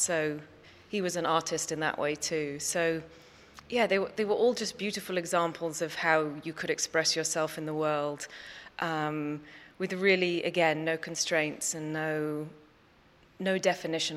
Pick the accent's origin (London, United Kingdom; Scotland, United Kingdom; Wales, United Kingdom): London, United Kingdom; moved away; also born or lived in New York; I grew up in London in England, abandoning London and, you know, leaping on an airplane at a young age and right time going off to New York